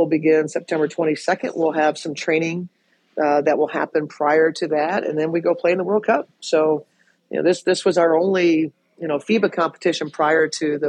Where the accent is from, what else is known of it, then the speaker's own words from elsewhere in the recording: Nebraska, United States; I grew up in Nebraska